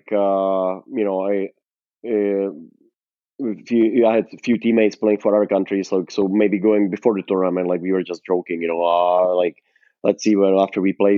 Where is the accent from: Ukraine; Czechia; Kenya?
Czechia; moved away as an adult; now in Arizona, United States; play in my home country